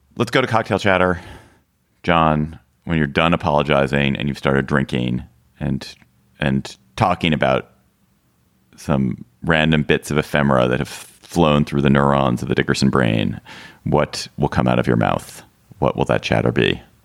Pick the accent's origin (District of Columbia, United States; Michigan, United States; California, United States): District of Columbia, United States; Washington; Washington, D C, my hometown